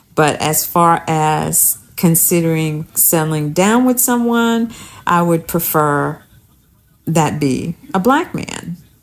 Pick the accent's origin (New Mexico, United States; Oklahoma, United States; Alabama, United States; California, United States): Alabama, United States; I'm from Alabama